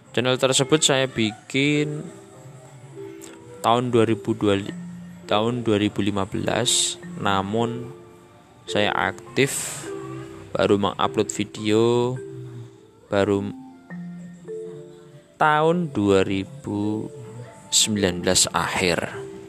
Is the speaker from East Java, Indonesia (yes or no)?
yes; Kediri, East Java, Indonesia; Saya berasal dari Kediri Yang terkenal dengan nama Kota Tahu